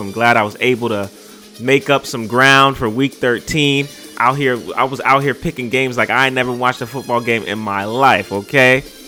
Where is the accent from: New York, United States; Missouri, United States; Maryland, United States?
New York, United States; New York City; I'm from the Bronx. birthplace of hip-hop.